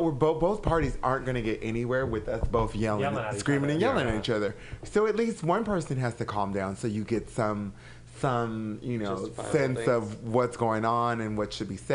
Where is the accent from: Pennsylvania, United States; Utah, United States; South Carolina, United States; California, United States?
California, United States; Anaheim; I'm originally from Anaheim, California.